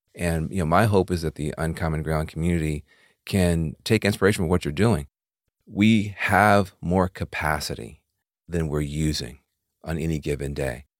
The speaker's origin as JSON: {"language": "English", "region": "the South", "country": "United States", "tie": "born or raised there", "said": "I grew up in the in the South"}